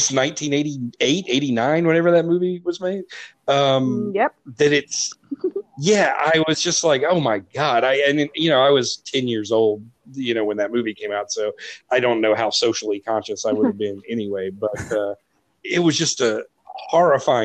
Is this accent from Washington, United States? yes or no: no; South Carolina, United States; I was in the South Carolina educational system, public educational system